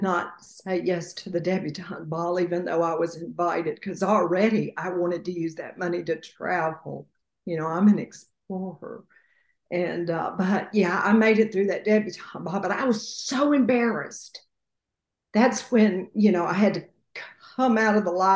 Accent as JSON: {"language": "English", "region": "the South", "country": "United States", "said": "I'm from the South"}